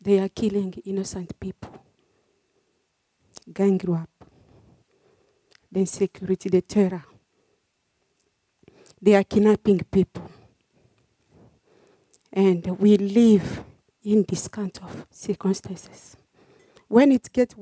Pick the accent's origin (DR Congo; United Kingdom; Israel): DR Congo; moved away as an adult; also born or lived in Cameroon; now in Australia; I was born in Republic Democratic of Congo